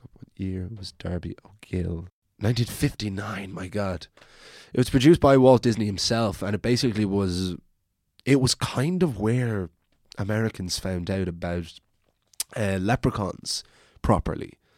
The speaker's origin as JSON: {"language": "English", "area": "Wicklow", "region": "Leinster", "country": "Ireland", "tie": "born or raised there", "moved": "yes", "lives_now": "Dublin, Ireland", "said": "I'm from the country, I'm from Wicklow, and so I remember many nights walking up my hill to my house at night"}